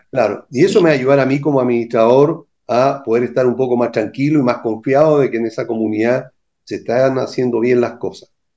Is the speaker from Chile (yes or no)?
yes; Chile; como buen o mal chileno